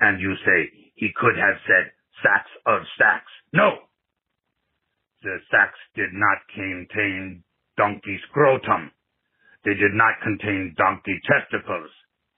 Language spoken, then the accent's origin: English; Nigeria; from Nigeria.